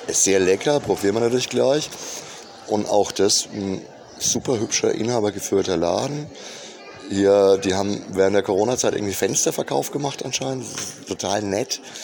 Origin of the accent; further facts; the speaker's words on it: Würzburg, Bavaria, Germany; als Würzburger